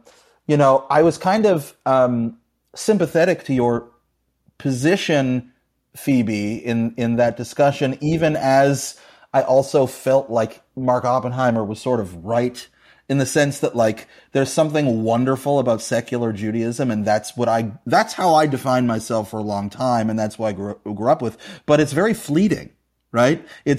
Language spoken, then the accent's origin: English; Canada; also born or lived in New York; I went to Jewish day school, and it was, you know, my whole life was Jewish growing up in Canada.